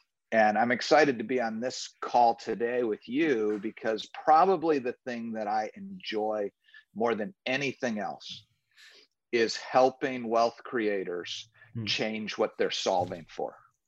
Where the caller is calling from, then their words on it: Orlando, Florida, United States; I'm calling in from Orlando, Florida. I live here with my wife of 33 years